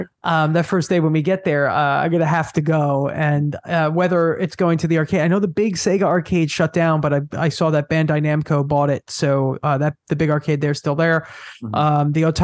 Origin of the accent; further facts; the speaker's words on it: Long Island, New York, United States; I'm from Long Island, New York